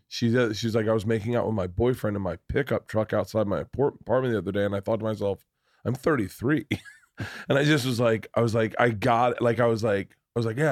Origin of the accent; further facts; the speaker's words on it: Florida, United States; I'm from Florida.